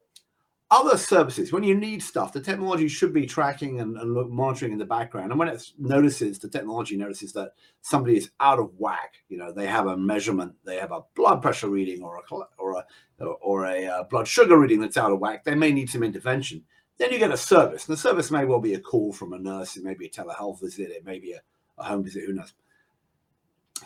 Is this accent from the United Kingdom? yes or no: yes; England, United Kingdom; now in United States; I'm in the US, even though I'm the English guy